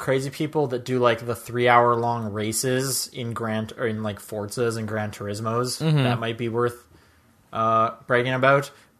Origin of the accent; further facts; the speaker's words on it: Western Canada, Canada; At least, maybe just because I'm from the West, I don't know of those stereotypes